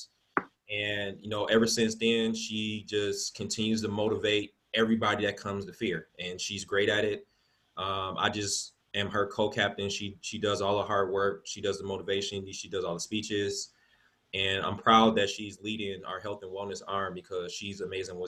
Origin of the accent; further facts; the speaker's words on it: Milwaukee, Wisconsin, United States; I'm born and raised here in Milwaukee. I grew up in the Sherman Park neighborhood.